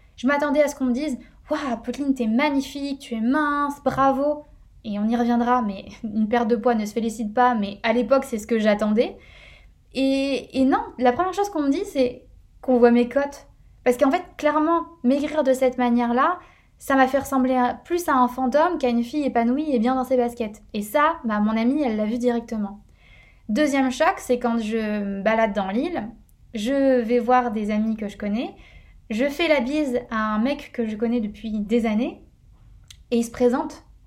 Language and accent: French; northern France, France; now in Paris, France; Je suis originaire du nord de la France